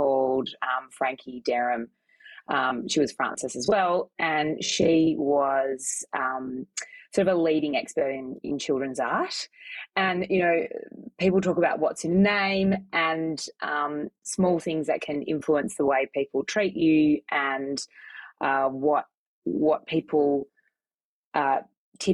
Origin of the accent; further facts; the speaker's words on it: Melbourne, Victoria, Australia; I grew up in Melbourne, in Victoria, in the inner city.